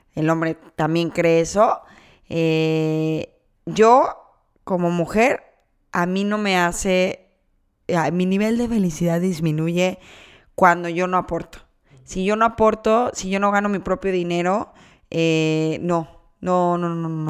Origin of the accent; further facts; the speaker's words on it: Guadalajara, Jalisco, Mexico; now in Canada; yo soy de Guadalajara, regreso a Guadalajara